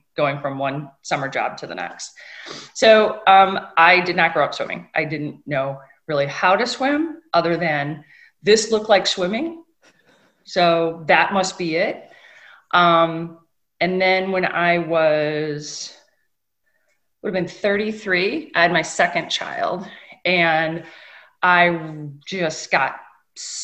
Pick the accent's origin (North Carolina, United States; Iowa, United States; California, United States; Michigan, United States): Michigan, United States; Northern; I grew up in Northern Michigan on lakes in between the two largest inland lakes